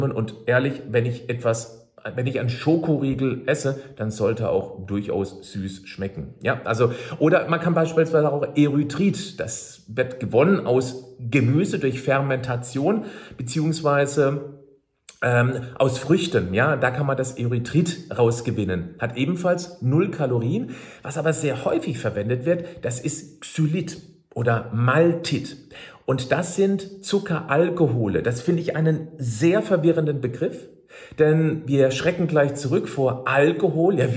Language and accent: German; Freiburg, Baden-Württemberg, Germany; ich erinnere mich an einen Vortrag aus Freiburg, aus meiner Heimatstadt